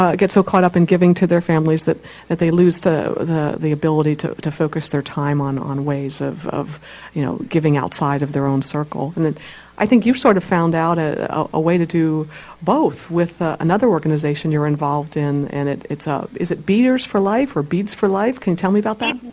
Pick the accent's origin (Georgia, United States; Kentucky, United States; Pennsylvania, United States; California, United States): Pennsylvania, United States; my home state